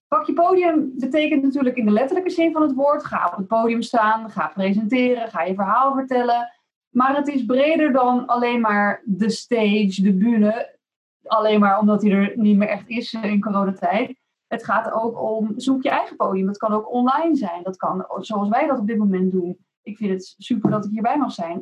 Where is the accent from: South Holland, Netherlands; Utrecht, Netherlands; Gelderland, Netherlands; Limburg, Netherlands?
South Holland, Netherlands; Rotterdam; mede Rotterdammer